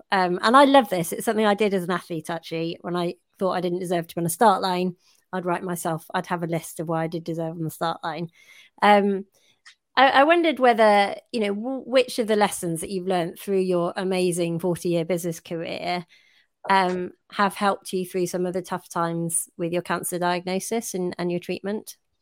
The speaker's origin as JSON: {"language": "English", "country": "United Kingdom", "said": "we're British"}